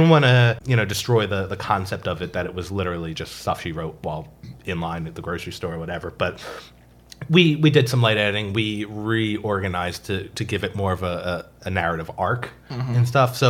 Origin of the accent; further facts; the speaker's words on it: United States; moved away as an adult; also born or lived in Eastern Shore, Maryland; now in Baltimore, United States; I'm from Philly, South Jersey